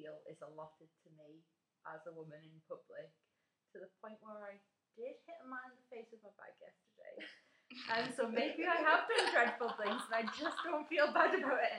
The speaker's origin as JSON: {"language": "English", "country": "United Kingdom", "said": "We're British"}